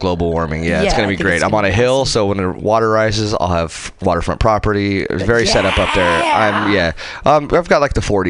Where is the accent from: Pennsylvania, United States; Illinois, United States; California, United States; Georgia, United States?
California, United States; Southern; moved away as an adult; now in Seattle, United States; I'm in Seattle. I don't get enough sun. I was born and raised in Southern California. I moved up to Seattle after college.